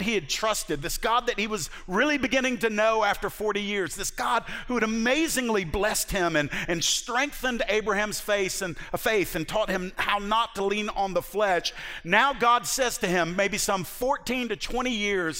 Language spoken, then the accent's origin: English; United States; American 21st century Christians